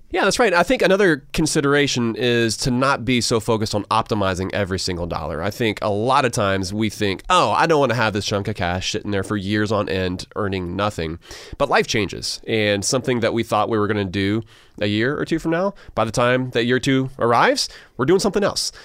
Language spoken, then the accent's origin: English; Augusta, Georgia, United States; I grew up in Augusta, which means that South Carolina literally was across the border